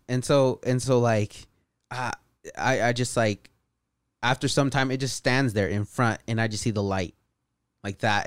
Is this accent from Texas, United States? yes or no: no; Patterson, California, United States; also born or lived in Bay Area, California; around eight years old, we moved out to the Central Valley, Patterson, California.